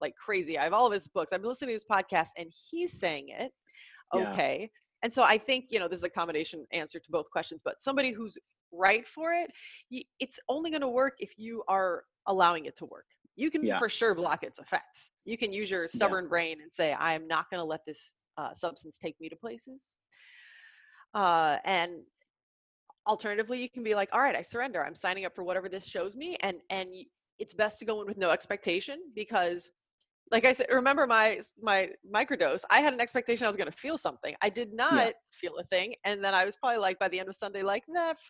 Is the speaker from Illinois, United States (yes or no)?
yes; Southern Illinois, United States; I am from the Midwest, Southern Illinois.